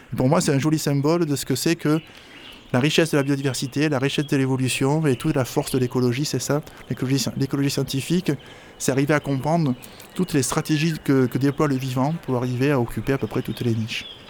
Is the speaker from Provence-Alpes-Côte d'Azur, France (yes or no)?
yes; Marseille, Provence-Alpes-Côte d'Azur, France; je suis marseillais